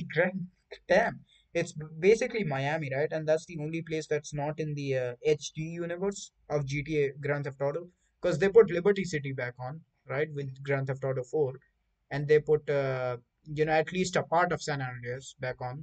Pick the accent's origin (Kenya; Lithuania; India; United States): India; I'm Indian